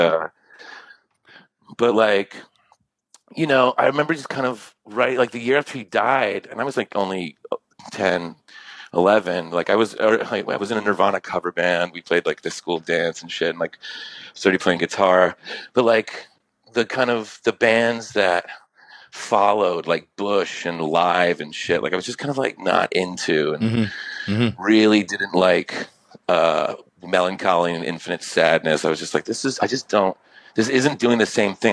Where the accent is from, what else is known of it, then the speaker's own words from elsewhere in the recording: New York, United States; I grew up in New York